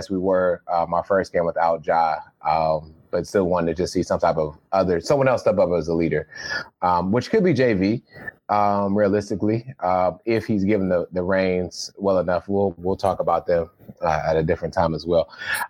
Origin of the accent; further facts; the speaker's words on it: Ohio, United States; moved away; I'm from Ohio.